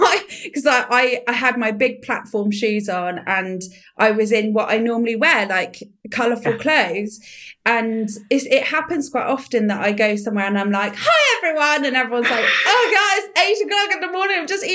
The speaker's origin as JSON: {"language": "English", "area": "Somerset", "region": "South West England", "country": "United Kingdom", "moved": "yes", "lives_now": "Frome, United Kingdom", "said": "it was nice to live in Somerset again because I'm from Somerset."}